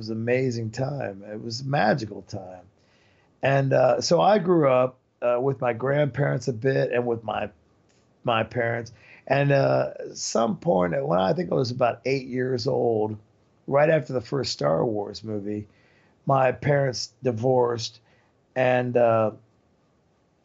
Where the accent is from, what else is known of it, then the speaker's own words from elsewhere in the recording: Marion, Indiana, United States; moved away as an adult; also born or lived in La Fontaine, Indiana; now in Europe; I was born in Marion, Indiana, and then I lived in LaFountain, Indiana, which was a little bit north.